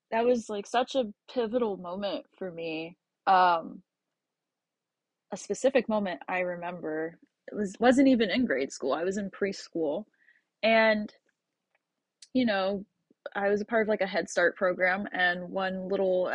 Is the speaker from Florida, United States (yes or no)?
yes; Tampa, Florida, United States; I grew up in Carrollwood